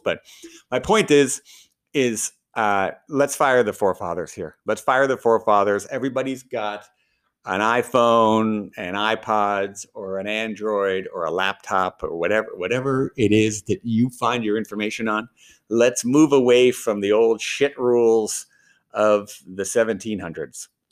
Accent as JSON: {"language": "English", "country": "Canada", "said": "I'm Canadian."}